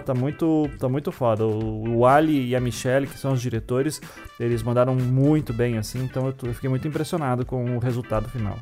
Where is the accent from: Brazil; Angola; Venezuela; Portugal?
Brazil; Paraná; eu sou aqui do Paraná, eu tinha 8 anos de idade ali em 92